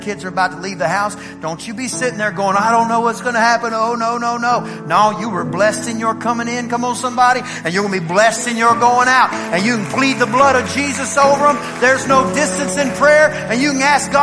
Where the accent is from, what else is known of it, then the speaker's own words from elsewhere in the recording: East Texas, United States; I'm from East Texas